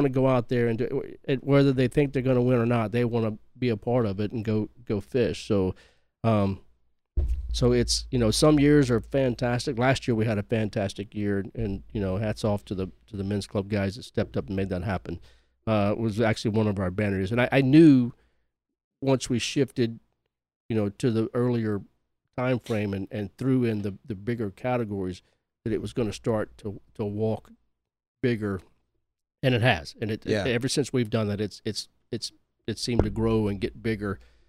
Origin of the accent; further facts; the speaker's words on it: Gulf Coast, United States; And growing up on the Gulf Coast, you've got like a barrage of fun little towns.